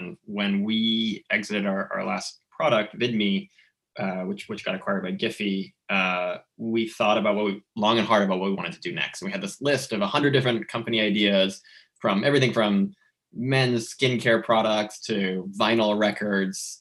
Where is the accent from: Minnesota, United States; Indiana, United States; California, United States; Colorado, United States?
California, United States; Southern; moved away as an adult; also born or lived in Orange County / New York; I grew up in Southern California